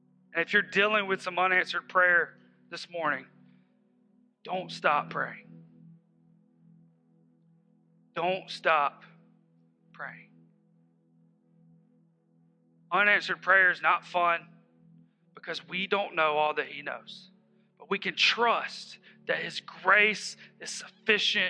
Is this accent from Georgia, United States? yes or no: yes; Hephzibah, Georgia, United States; We're from Hepzibah.